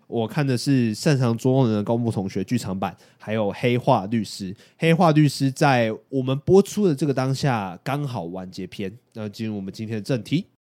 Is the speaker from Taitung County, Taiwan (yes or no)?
no; Yunlin County, Taiwan; moved away as an adult; 我们云林人的悲哀，就是从大学的时候就要开始往外跑